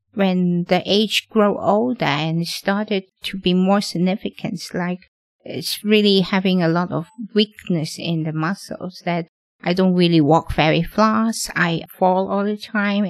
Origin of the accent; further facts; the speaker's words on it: Hong Kong; I'm born and raised in Hong Kong.